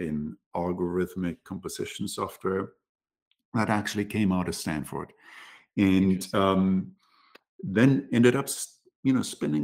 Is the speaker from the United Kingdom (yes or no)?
no; Munich, Bavaria, Germany; also born or lived in Berlin; I grew up in Germany, more specifically in the south in Bavaria, in Munich. Cool. Born and raised there